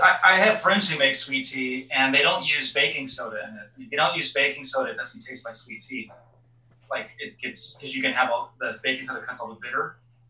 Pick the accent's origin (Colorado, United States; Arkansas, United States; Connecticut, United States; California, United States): California, United States; Northern; also born or lived in Newton, Mississippi; I was born and raised in Northern California, but my family is from Mississippi and Louisiana, and I lived in Mississippi for I, when I was little, in a little teeny weeny town called Newton